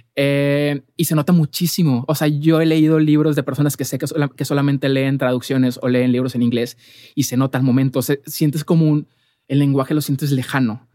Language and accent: Spanish; Monterrey, Nuevo León, Mexico; yo soy de Monterrey